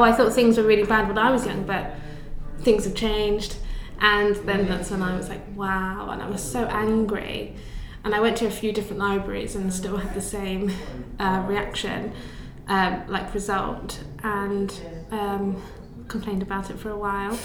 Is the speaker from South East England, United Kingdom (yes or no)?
yes; Buckinghamshire, South East England, United Kingdom; I grew up in Buckinghamshire